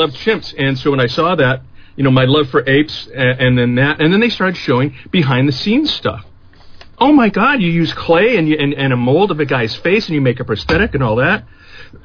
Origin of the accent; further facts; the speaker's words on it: Morgan Hill, California, United States; moved away as an adult; also born or lived in San Francisco, California / San Jose, California; now in Los Angeles, United States; Born in San Francisco, spent, you know, most of my early life in Morgan Hill, California